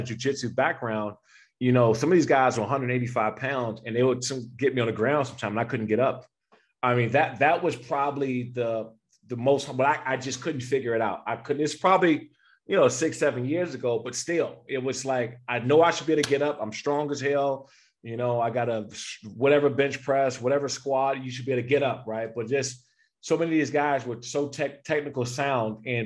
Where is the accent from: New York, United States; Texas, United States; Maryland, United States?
Maryland, United States; Prince George's County; moved away as an adult; I grew up in Prince George's County, Maryland, in Washington, D.C. area